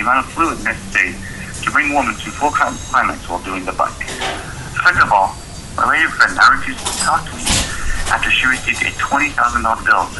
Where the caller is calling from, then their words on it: Omaha, Nebraska, United States; from Omaha, Nebraska.